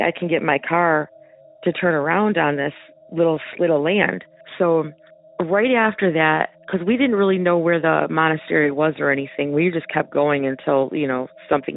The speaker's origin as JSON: {"language": "English", "region": "Michigan", "country": "United States", "said": "I'm from Michigan"}